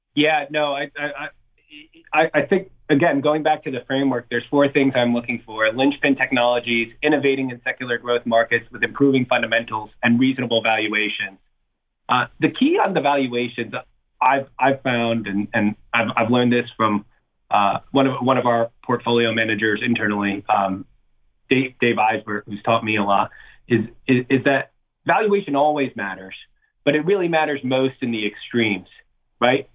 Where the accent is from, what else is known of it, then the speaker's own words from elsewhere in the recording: New Jersey, United States; also born or lived in London; I'm from New Jersey